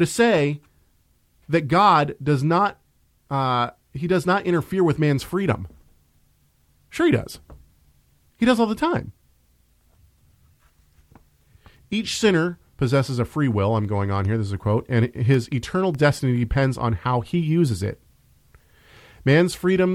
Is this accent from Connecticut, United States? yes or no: no; Tacoma, Washington, United States; I was raised in the north end of Tacoma.